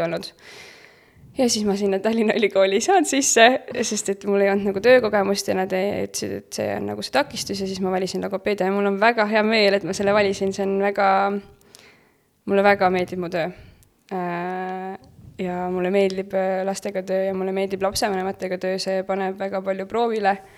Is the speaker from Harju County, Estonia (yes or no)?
no; Pärnu, Pärnu County, Estonia; ma olen Pärnust pärit